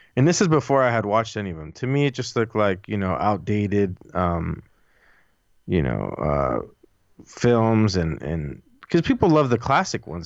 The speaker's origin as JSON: {"language": "English", "town": "Los Angeles", "region": "California", "country": "United States", "tie": "born or raised there"}